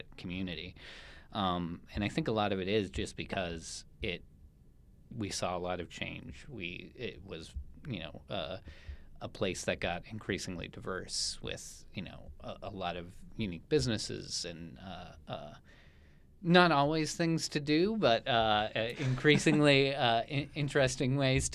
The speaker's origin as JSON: {"language": "English", "town": "Tempe", "region": "Arizona", "country": "United States", "tie": "born or raised there", "lives_now": "Phoenix, United States", "said": "I'm an Arizona native"}